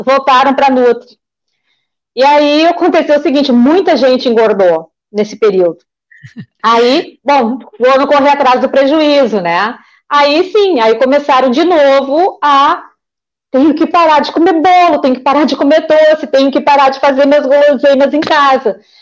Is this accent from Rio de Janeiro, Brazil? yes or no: no; Porto Alegre, Rio Grande do Sul, Brazil; Eu sou nascida e criada em Porto Alegre, sou tri porto-alegrense.